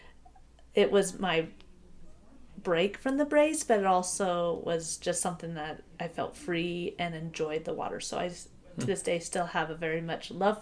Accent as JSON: {"language": "English", "region": "Oregon", "country": "United States", "tie": "born or raised there", "moved": "as an adult", "lives_now": "Utah, United States", "said": "grew up in Oregon and then have lived in Utah for the most part since going to college"}